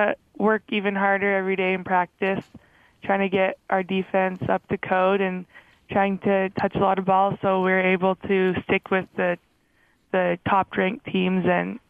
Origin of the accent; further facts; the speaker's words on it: Calgary, Alberta, Canada; moved away as an adult; also born or lived in Lethbridge, Alberta; now in Provo, United States; I'm from Calgary, Alberta. I was born in Lethbridge, which is just south of Calgary. Went to high school in Calgary and got recruited to BYU, so here I am.